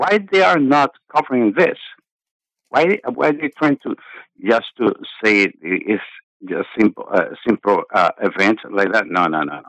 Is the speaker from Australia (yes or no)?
no; Dominican Republic; moved away as an adult; now in United States; I'm originally from Dominican Republic, but I've been here for 14 years in America.